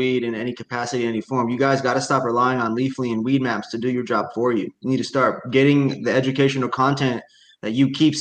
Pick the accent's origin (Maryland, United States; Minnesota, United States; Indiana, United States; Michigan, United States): Indiana, United States; now in Washington, United States; I grew up in Indiana